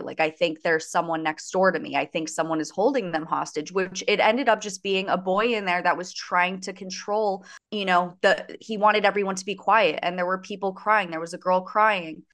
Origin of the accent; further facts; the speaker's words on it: Coral Springs, Florida, United States; I am from Coral Springs, Florida, which is basically the neighboring town to Parkland.